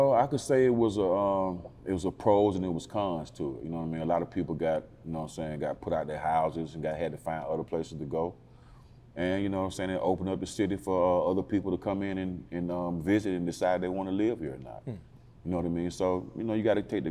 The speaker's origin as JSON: {"language": "English", "town": "Atlanta", "region": "Georgia", "country": "United States", "tie": "born or raised there", "said": "I'm born and raised in Northwest Atlanta"}